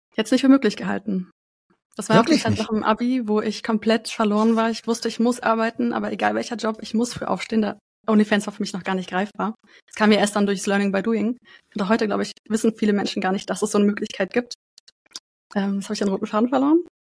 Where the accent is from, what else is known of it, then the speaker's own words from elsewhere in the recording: Frankfurt, Hesse, Germany; Ich komme aus Frankfurt